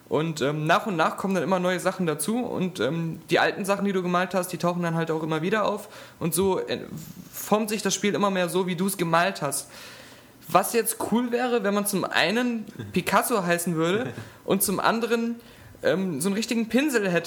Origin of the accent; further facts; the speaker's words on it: Cologne, North Rhine-Westphalia, Germany; Also ich als Kölner, das ist ja mein Messias.